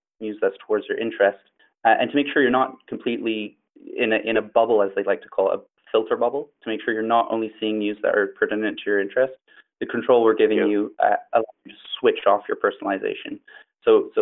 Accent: Montreal, Quebec, Canada; I'm from Montreal, Canada.

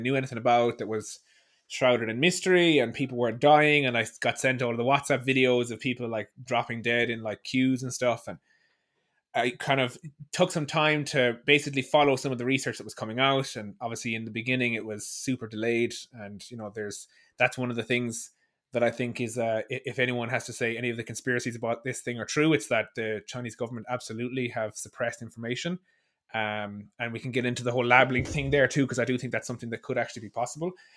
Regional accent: Ireland; I'm from Ireland.

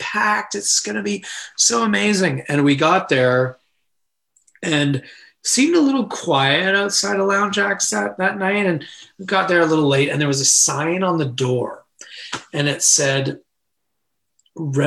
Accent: Canada; as Canadians

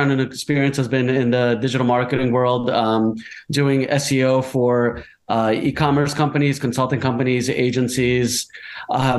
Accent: United States; moved away as an adult; also born or lived in New Jersey; I grew up in New York and New Jersey in the States.

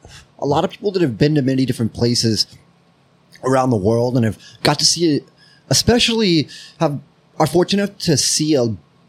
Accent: United States; as an American

